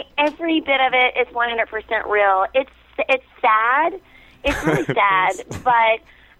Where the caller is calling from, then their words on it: Indiana, United States; I'm calling from Indiana.